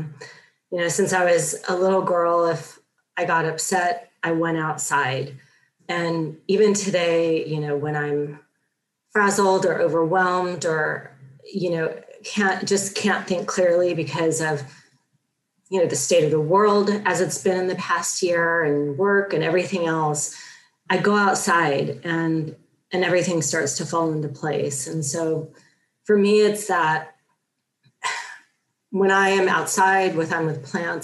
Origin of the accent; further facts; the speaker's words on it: Los Angeles and Sacramento, California, United States; also born or lived in Torrance, California; I was born and raised in Los Angeles for the first part of my childhood and then Sacramento when I was older